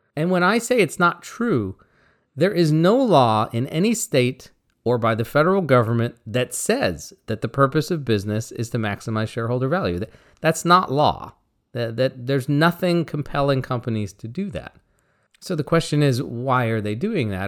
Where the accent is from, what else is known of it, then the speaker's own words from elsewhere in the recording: Bainbridge Island, Washington, United States; my hometown of Bainbridge Island